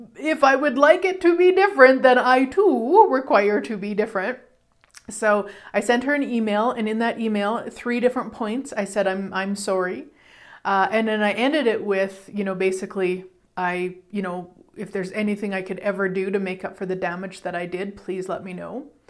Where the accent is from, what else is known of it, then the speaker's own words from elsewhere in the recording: Canada; I'm Canadian